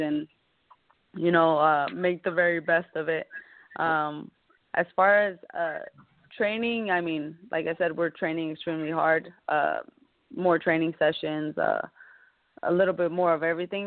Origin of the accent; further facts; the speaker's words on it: Sonora, Mexico; I was brought up in Mexico